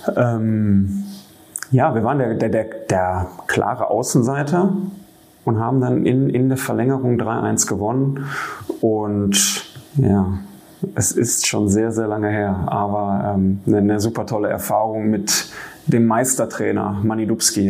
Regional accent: Marl, North Rhine-Westphalia, Germany; ich bin gebürtiger Maler

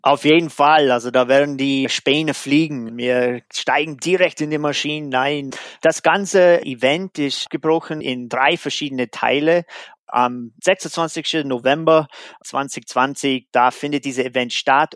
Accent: United States; German is a second language; moved away; in Amerika, da wo ich herkomme

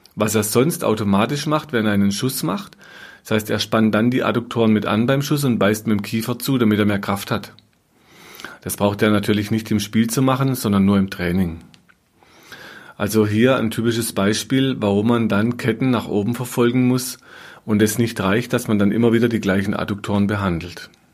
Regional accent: Germany; bei uns in Deutschland

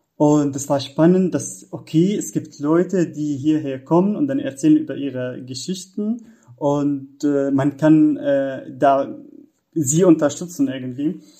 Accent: Syria; German is a second language; moved away as an adult; now in Germany; ich komme aus Syrien und da, ähm, ja, ich, ich habe dort Jura studiert

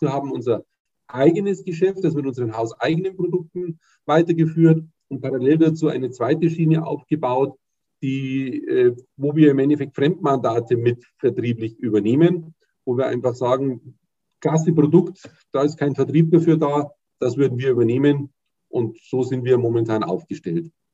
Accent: Munich, Bavaria, Germany; Ich komme aus München, wohne in München

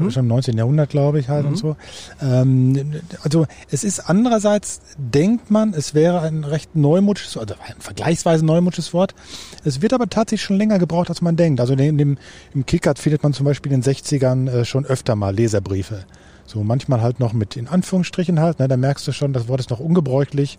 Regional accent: Germany; für uns als Deutsche

